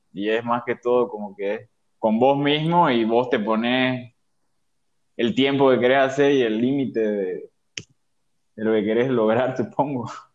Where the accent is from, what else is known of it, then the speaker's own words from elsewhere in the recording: Santa Cruz, Bolivia; also born or lived in Sucre, Bolivia; Soy de Sucre, vivo acá en Santa Cruz desde mis seis años